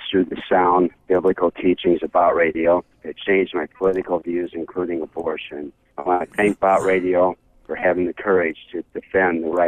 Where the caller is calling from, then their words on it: Kansas, United States; I'm calling from Kansas.